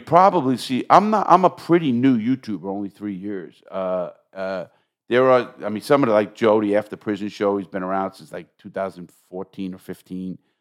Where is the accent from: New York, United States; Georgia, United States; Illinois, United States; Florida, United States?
New York, United States; I'm from New York